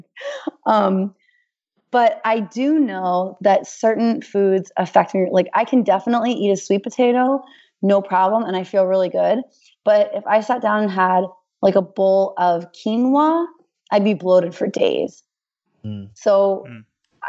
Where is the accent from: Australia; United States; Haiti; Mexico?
United States; Hershey, Pennsylvania; moved away; We're from Hershey, Pennsylvania, BT Dubs. So like I grew up with chocolate milk in my bottle